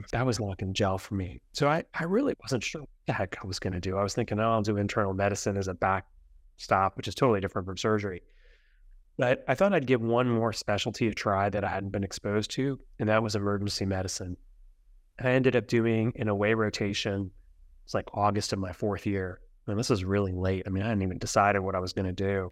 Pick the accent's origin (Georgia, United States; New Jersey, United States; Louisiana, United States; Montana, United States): New Jersey, United States; central; also born or lived in Brooklyn, New York; I was born in Brooklyn, New York, but spent most of my growing up in central New Jersey